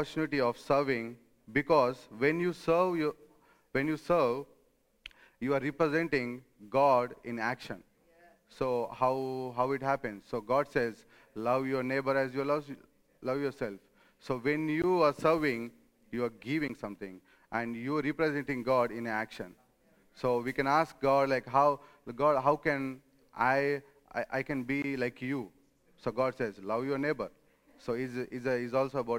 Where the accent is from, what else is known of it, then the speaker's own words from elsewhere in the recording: India; moved away as an adult; now in Rome, Italy; I come from India